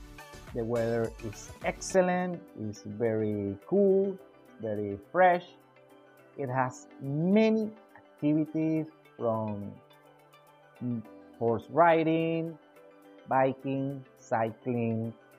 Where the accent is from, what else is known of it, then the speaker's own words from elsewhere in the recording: Anzoátegui, Venezuela; Puerto Píritu is located on my home state, Anzoátegui.